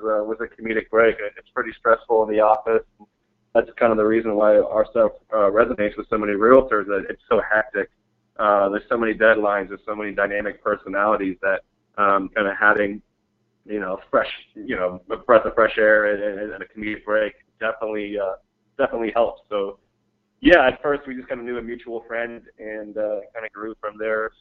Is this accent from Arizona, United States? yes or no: yes; Mesa, Arizona, United States; moved away; also born or lived in San Diego; We're actually both from Arizona. I was born in Mesa